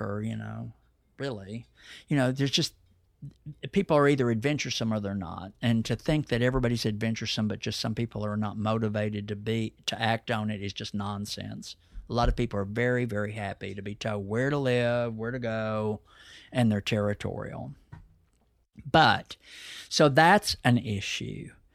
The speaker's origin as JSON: {"language": "English", "town": "Dallas", "region": "Texas", "country": "United States", "tie": "born or raised there", "said": "I'm a native Dallas side. I'm not some, like, weird specimen that was airlifted in. I'm a seventh generation town. I'm as Texan as they get, and I'm definitely Dallas."}